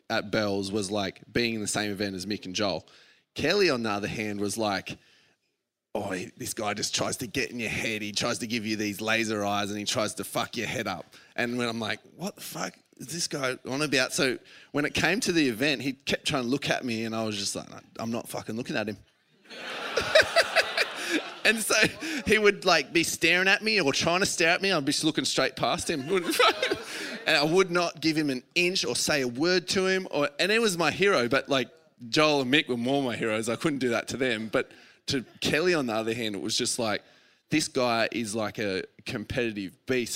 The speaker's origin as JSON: {"language": "English", "country": "Australia", "tie": "born or raised there", "said": "as a kid growing up in Aussie"}